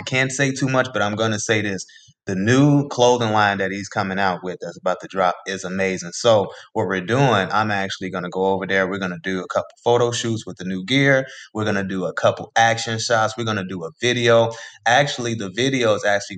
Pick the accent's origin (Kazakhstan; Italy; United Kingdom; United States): United States; Chicago, Illinois; born or raised there